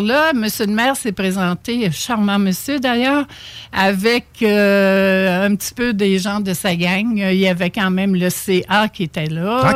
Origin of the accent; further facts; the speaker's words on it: Charlevoix, Quebec, Canada; moved away; je viens de Charlevoix